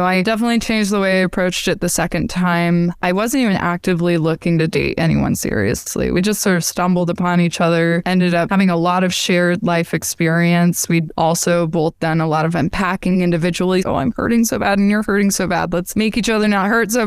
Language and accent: English; Utah, United States; the culture I was brought up in Utah